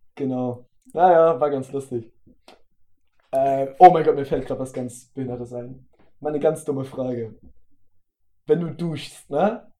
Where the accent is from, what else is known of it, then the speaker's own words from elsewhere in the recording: the North, Northern Germany, Germany; wir kommen halt aus dem Norden